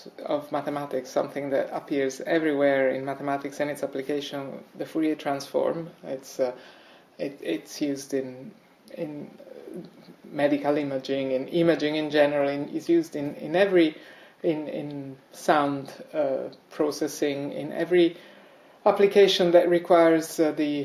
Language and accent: English; Italy; moved away as an adult; also born or lived in Rome, Italy / United States; now in Reading, United Kingdom; I come originally from Italy and I did my first degree in Rome